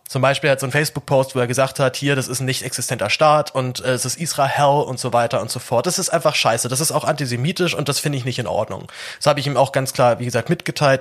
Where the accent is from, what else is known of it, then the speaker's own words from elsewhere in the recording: Germany; als Deutscher